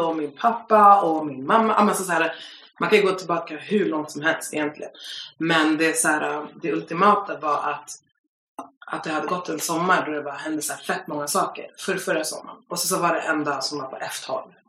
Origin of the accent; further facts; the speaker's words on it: Stockholm, Stockholm County, Sweden; Jag är en tjej från Stockholm